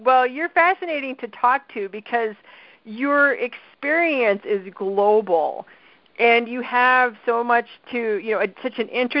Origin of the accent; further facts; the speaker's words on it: Midwest, United States; accent: Midwestern; they might pick up my Midwestern accent and start talking nasal like me.